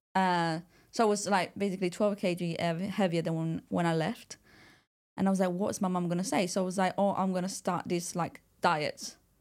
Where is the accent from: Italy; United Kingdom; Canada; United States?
Italy; I was born and raised in Italy